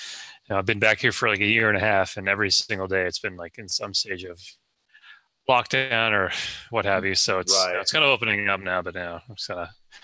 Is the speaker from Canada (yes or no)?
yes; Canada; moved away as an adult; also born or lived in Los Angeles, United States; garbage Canadian music that we were forced by the government to listen to for all of my, you know, formative years.